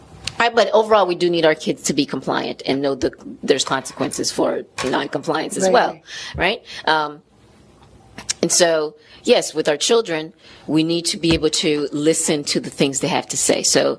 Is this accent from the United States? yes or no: no; Haiti; moved away; I'm Haitian originally, so I'm from Haiti